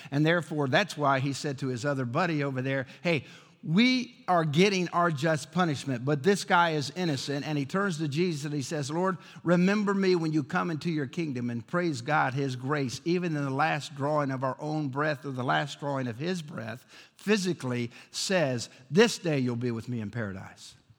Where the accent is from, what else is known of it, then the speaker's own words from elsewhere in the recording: Chicago, Illinois, United States; I grew up in Chicago